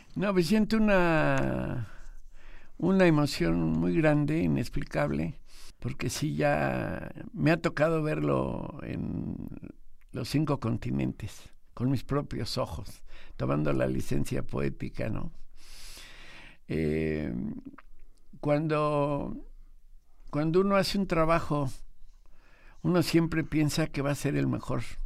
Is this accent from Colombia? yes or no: no; Mexico City, Mexico; Aquí llegué en 1948